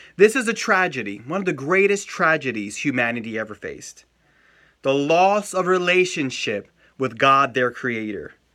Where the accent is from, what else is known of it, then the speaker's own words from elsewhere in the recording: United States; I'm an American too